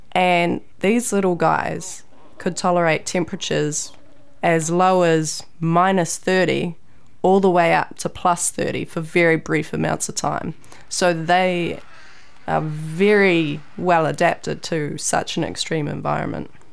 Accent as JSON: {"language": "English", "town": "Raglan", "region": "Waikato", "country": "New Zealand", "tie": "born or raised there", "said": "I grew up in Raglan, Whangaroa"}